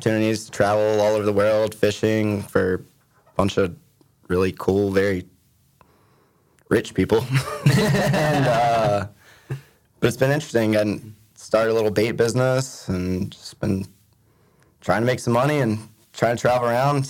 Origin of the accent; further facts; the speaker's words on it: Emerald Isle, North Carolina, United States; I'm from Emerald Isle, like Hunter said. Grew up right down the street. Surfed and fished my whole life. Went to UNCW and then went to state and got my engineering degree